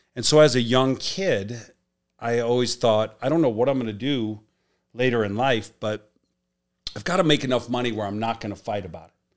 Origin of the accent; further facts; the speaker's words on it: Chicago, Illinois, United States; moved away as an adult; also born or lived in Miami; Him and I grew up in the South Side of Chicago